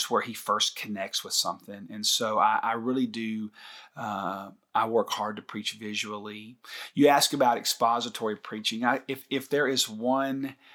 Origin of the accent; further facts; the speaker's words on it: Scotland, United Kingdom; somebody asked me the other day, "Where are you from?" I said, "Scotland." Can't you tell?